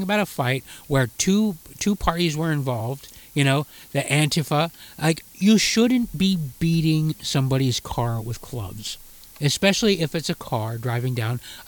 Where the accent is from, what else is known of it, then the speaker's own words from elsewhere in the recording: Utah, United States; also born or lived in Calgary, Canada; Born in Calgary, yeah. But we grew up in Utah.